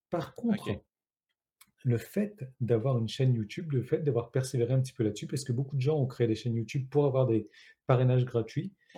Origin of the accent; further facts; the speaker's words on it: Réunion; moi je suis français, mais je suis de La Réunion